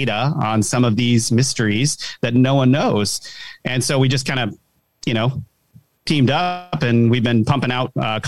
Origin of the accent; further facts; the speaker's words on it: Rhode Island, United States; I'm from like a kind of a small city in Rhode Island, the smallest state in the country.